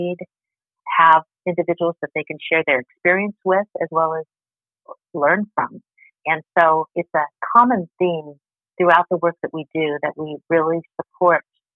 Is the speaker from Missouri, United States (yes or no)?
no; Colorado, United States; now in Arizona, United States; I'm from Colorado originally.